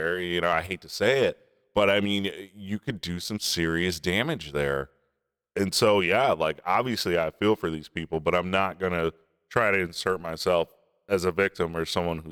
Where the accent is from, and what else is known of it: Clarkston, Michigan, United States; now in Texas, United States